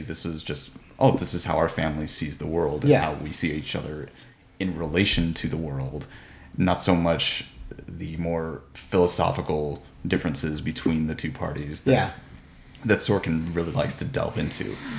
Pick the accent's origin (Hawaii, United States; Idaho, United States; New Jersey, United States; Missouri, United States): Missouri, United States; I'm from Missouri, so I kind of grew up in a place that is more right-leaning.